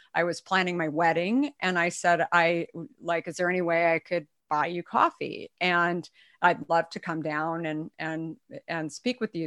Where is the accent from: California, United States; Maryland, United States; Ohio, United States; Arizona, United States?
Arizona, United States; also born or lived in New York; now in San Francisco Bay Area, United States; I grew up in Arizona, but I moved here from New York, um, in the mid nineties